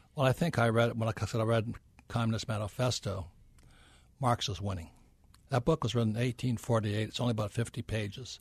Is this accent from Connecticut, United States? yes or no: no; Hilo, Hawaii, United States; moved away as an adult; also born or lived in New York City; I'm from Hilo, Hawaii, where nobody's ever heard of it